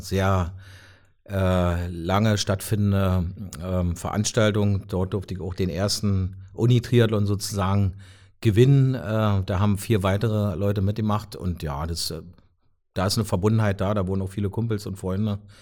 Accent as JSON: {"language": "German", "town": "Brandenburg an der Havel", "region": "Brandenburg", "country": "Germany", "also_born_or_lived": "Magdeburg", "moved": "yes", "lives_now": "Potsdam, Germany", "said": "komme ja ursprünglich aus Brandenburg Stadt"}